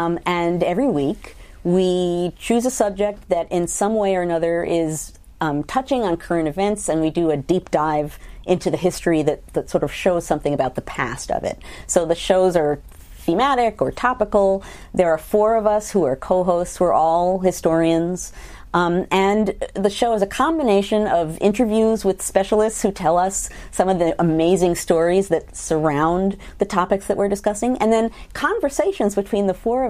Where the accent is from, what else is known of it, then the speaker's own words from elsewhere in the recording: New York City, New York, United States; I was born in Queens, New York.